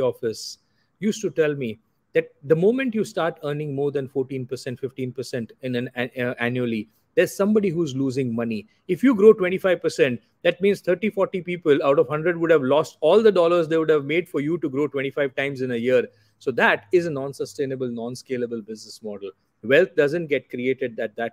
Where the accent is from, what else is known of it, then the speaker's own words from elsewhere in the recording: Anand, Gujarat, India; moved away as an adult; also born or lived in Dubai; So I grew up in a very small town called Anand in Gujarat, western part of India. I am Gujarati by origin.